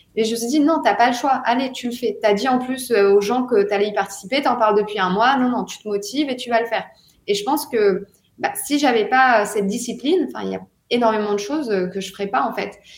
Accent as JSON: {"language": "French", "country": "France", "moved": "as an adult", "lives_now": "Dubai, United Arab Emirates", "said": "en tant que Français"}